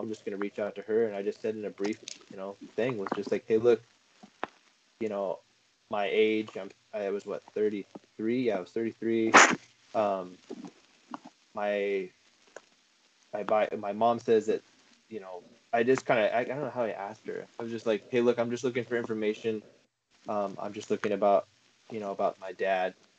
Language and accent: English; Prescott, Arizona, United States; I'm from Prescott